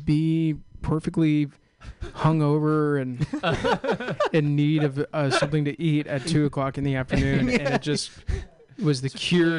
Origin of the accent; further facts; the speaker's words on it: Walnut Creek, California, United States; And I'm a Bay Area kid.